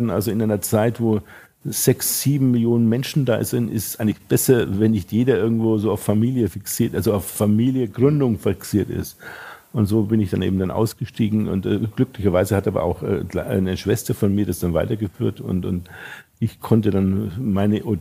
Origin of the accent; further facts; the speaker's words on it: Wolframs-Eschenbach, Bavaria, Germany; Äh, in, in, Franken, in der Nähe von Nürnberg, südwestlich von Nürnberg. Es also ist ein kleines Städtchen, Wolframs-Eschenbach heißt das. Und da hatten wir eben diesen Gasthof und die Metzgerei